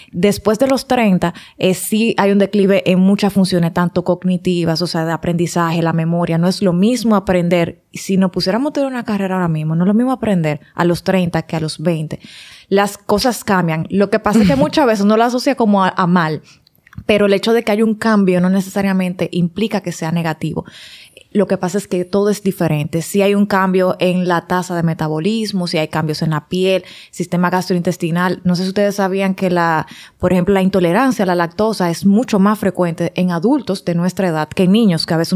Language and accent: Spanish; Santiago, Dominican Republic; now in Santo Domingo, Dominican Republic; por mucho tiempo fui docente, fui maestra en Pucamaima, en Recinto Santiago, que soy de Santiago.